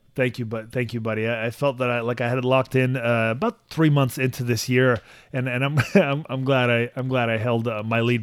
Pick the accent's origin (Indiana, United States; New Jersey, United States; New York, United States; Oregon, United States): New York, United States; New York City; also born or lived in Soviet Union; I grew up in Jamaica, Queens